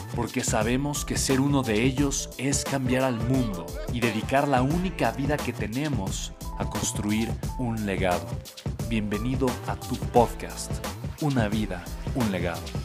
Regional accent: Mexico; soy mexicano

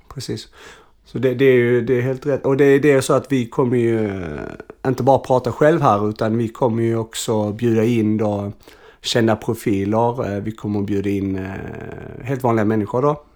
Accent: Arlöv, Skåne, Sweden; also born or lived in Malmö; jag kommer egentligen från Arlöv

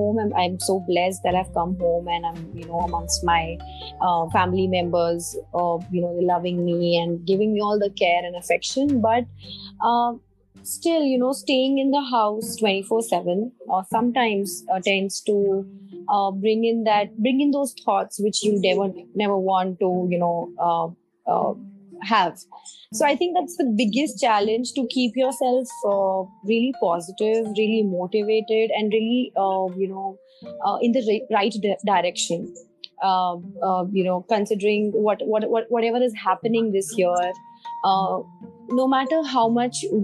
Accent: Mussoorie, Uttarakhand, India; moved away; I'm from Missouri. I've spent 22 years of my life in Missouri, which is a hill station in Uttarakhand.

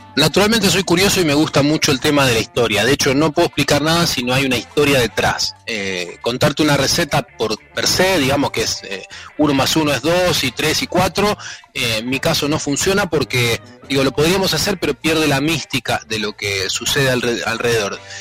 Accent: Sarasa, Buenos Aires, Argentina; now in Rosario, Argentina; yo soy de Sarasa

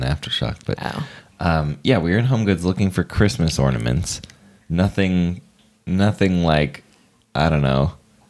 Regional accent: California, United States; moved away; you're from California, aren't you? I was like, yeah. He's like, yeah, you got that California swagger.

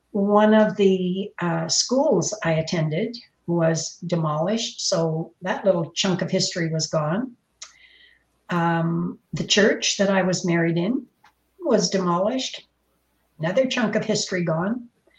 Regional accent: Windsor, Ontario, Canada; born there; Yes, I'm originally from Ontario. I was born in Windsor, Ontario, and we moved around a lot.

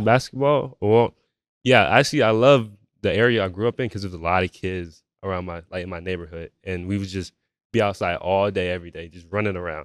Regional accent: Melbourne, Florida, United States; also born or lived in Georgia; a young man from Melbourne, Florida

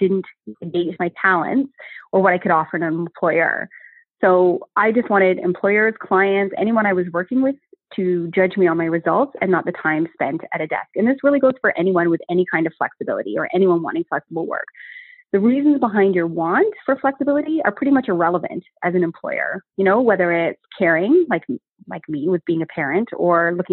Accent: Canada; moved away as an adult; also born or lived in New Zealand / New York / London; I had just returned to Canada after 12 years of living and working abroad. So I came home

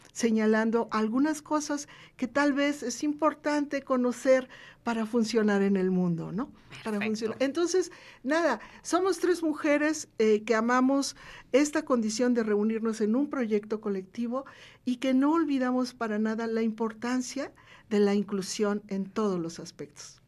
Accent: Veracruz, Mexico; moved away as an adult; now in Puebla, Mexico; Yo soy una veracruzana vecindad aquí desde 1986 que decidí crear mi hogar aquí en Puebla

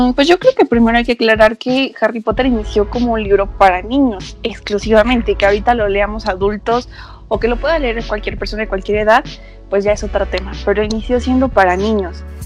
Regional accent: Tlaxcala, Mexico; yo soy una mujercita tlaxcalteca. Me siento muy orgullosa, por eso siempre digo que soy de Tlaxcala

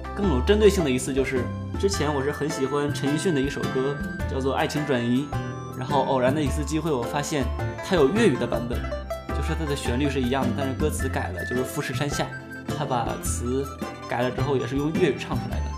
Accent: Heilongjiang, China; moved away as an adult; also born or lived in Daqing; 我的爷爷家是山东的，但是我从小在黑龙江长大

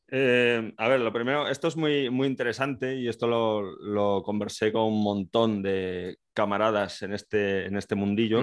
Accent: Galicia, Spain; moved away; yo soy gallego, actualmente estoy en el ejército

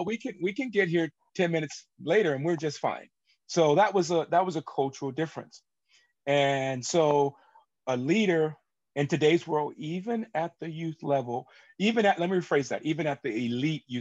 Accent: United States; for me being an American

